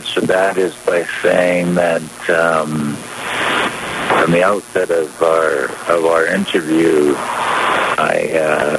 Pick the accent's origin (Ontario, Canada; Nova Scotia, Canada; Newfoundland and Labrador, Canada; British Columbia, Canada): British Columbia, Canada; as British Columbians and Canadians